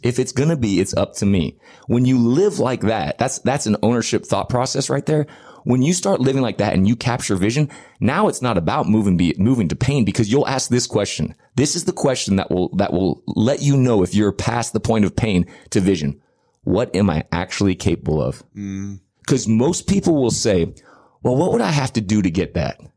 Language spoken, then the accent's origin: English; United States; also born or lived in Dallas, Texas; I'm American